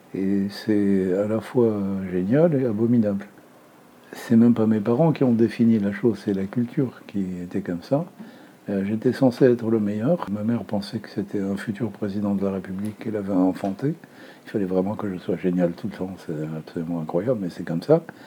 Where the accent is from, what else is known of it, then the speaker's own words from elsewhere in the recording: Beirut, Beirut Governorate, Lebanon; now in France; Je suis né à Beyrouth, au Liban, en 1941